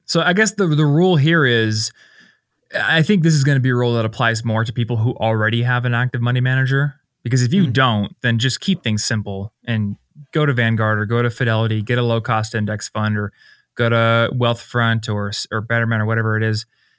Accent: Iowa, United States; now in Denver, United States; I'm from Iowa, and they're like all over the place in Iowa, and I see them in Denver here too.

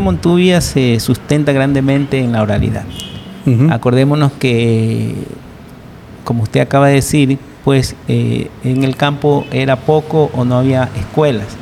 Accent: Guayaquil, Guayas, Ecuador; Yo soy nacido en Guayaquil, pero mi, pa, mi madre era de Manabí y mi padre pues era migrado de Milagro

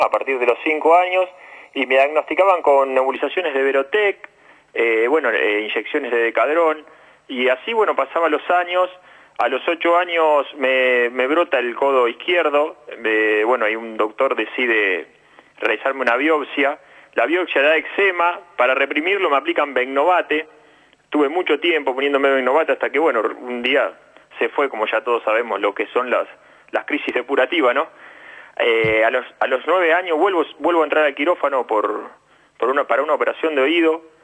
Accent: Argentina; also born or lived in Rosario; yo venía jugando al fútbol acá en mi pueblo, me llevan a jugar a un club grande a Rosario

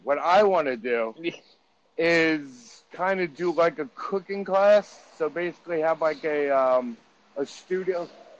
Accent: New York, United States; I'm from New York.

